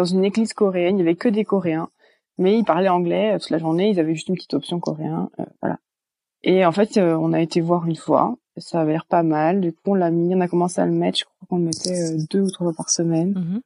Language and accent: French; Brittany, France; moved away as an adult; also born or lived in Belgium; now in California, United States; je viens de Bretagne en, bah, en France